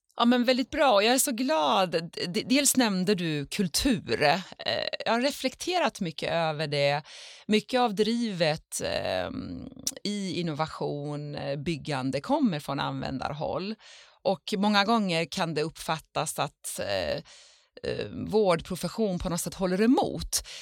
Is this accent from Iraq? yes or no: no; Iran; now in Sweden; jag som är född i Iran och bor i Sverige